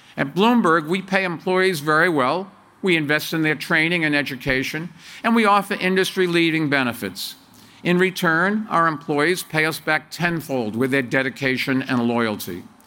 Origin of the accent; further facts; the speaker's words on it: Medford, Massachusetts, United States; moved away as an adult; also born or lived in Brookline, Massachusetts / New York City; We moved to Medford from Brookline, a few miles from here, when I was four years old